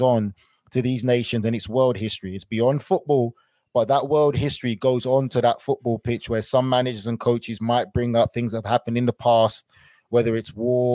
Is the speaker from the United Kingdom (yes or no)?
yes; England, United Kingdom; us as English players